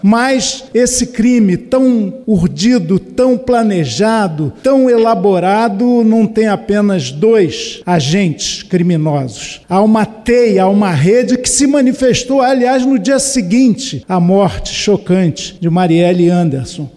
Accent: Minas Gerais, Brazil; Eu sou de Minas

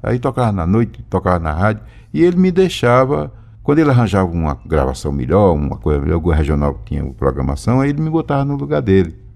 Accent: Nilópolis, Rio de Janeiro, Brazil; also born or lived in Garanhuns, Pernambuco; lá em Nilópolis, que eu me criei em Nilópolis

